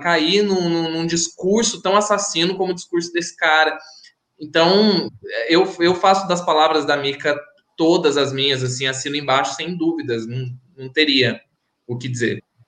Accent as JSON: {"language": "Portuguese", "town": "Santa Rita", "country": "Brazil", "said": "minha cidade, Santa Rita"}